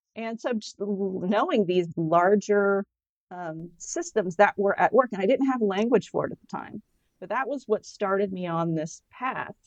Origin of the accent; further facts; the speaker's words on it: the South, United States; moved away; I grew up in the South Roman Catholic